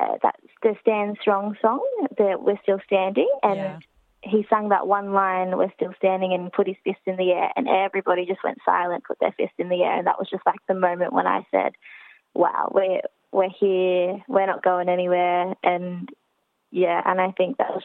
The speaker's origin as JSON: {"language": "English", "town": "Sydney", "region": "New South Wales", "country": "Australia", "tie": "born or raised there", "said": "I've always spent most of my life in the city"}